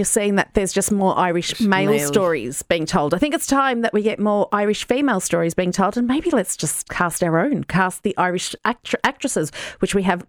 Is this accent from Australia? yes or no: yes; Australia; now in Ireland; I'm Australian.